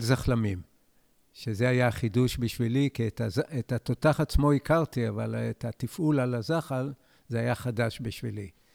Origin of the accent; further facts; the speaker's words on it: Israel; אני נולדתי בקיבוץ, וכל חיי אני בקיבוץ